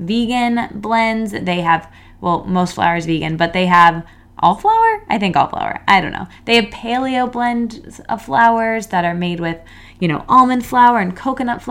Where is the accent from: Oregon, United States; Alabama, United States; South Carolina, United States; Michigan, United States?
Michigan, United States; East Lansing; now in Manhattan, United States; I went to Michigan State, so, and grew up in East Lansing